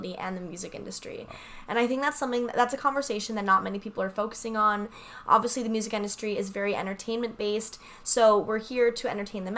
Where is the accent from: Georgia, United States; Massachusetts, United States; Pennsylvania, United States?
Pennsylvania, United States; the Poconos; also born or lived in New York City, United States; now in Los Angeles, United States; I actually grew up in the Poconos in Pennsylvania